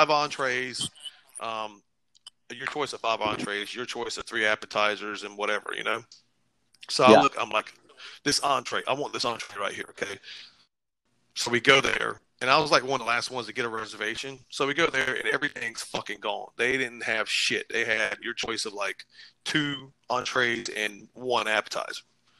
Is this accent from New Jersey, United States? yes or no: no; Iowa, United States; So I'm from Iowa.